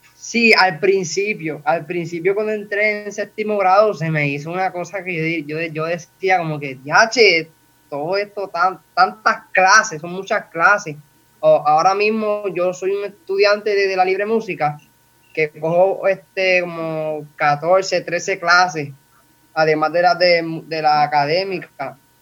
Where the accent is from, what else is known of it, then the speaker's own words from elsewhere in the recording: Toa Alta, Puerto Rico; soy de Toalta, Puerto Rico